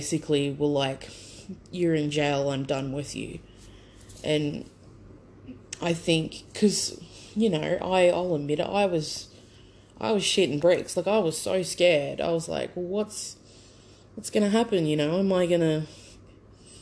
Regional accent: Brisbane, Queensland, Australia; I grew up on the south side of Brisbane

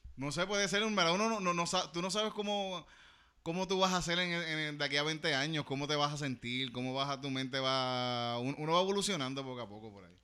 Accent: Yauco, Puerto Rico; yo digo que soy de Yauco

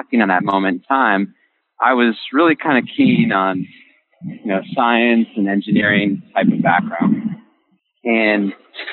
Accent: Kingston, New York, United States; I grew up in a small town in upstate New York, Kingston

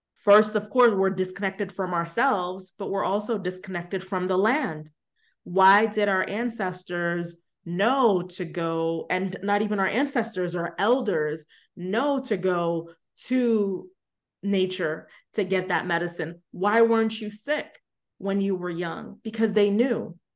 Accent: New York City, New York, United States; I grew up in Brooklyn

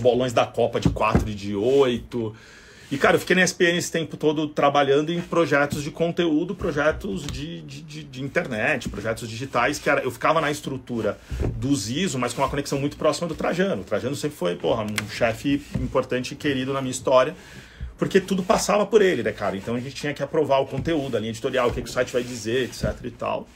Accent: São Paulo, Brazil; vim da Vila Albertina

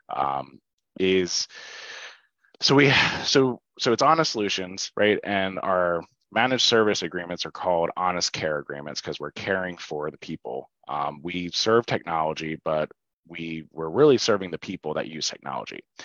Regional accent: Oley Valley, Berks County, Pennsylvania, United States; also born or lived in Shillington, Pennsylvania; I grew up in Ole Valley. Um, so I went to high school there, graduated, uh, went there my whole life

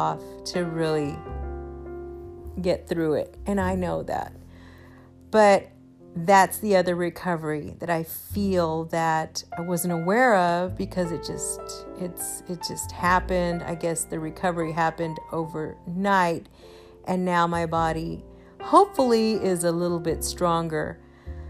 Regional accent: Houston, Texas, United States; I am from Houston and everything here is flat

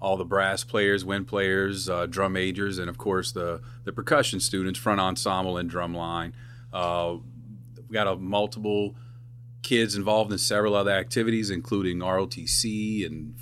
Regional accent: Thibodaux, Louisiana, United States; moved away as an adult; now in South Lafourche, United States; Originally from Thibodaux. I grew up in Thibodaux.

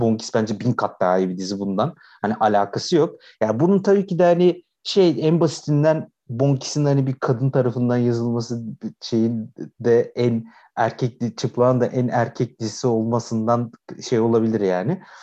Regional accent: Aydın, Turkey; biz hepimiz Egeliyiz

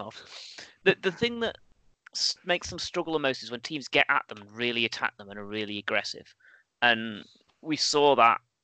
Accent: England, United Kingdom; we're all English, right? We grow up with a suspicion of franchises

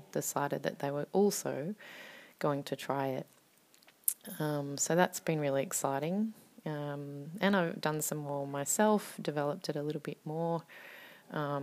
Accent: Australia; now in Finland; I am an Australian poet and writer based in Finland.

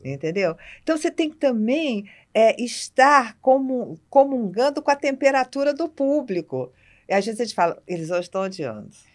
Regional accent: Rio de Janeiro, Brazil; eu, como carioca

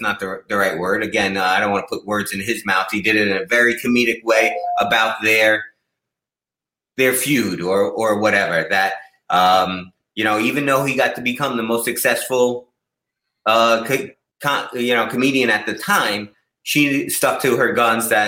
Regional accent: Massapequa, New York, United States; moved away as an adult; now in California, United States; As a New Yorker, so, uh, Seinfeld is from my hometown, Massapequa.

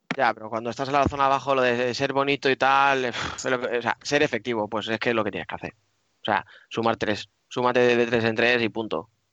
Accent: Madrid, Community of Madrid, Spain; yo estoy de Madrid

